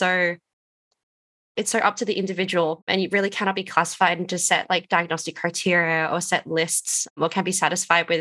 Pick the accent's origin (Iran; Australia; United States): Australia; Wadjuk Noongar land, Western Australia; moved away; I'm calling in from Solomon Warrandry land today, but I'm originally from the land of the Wadjuk Noongar people over in WA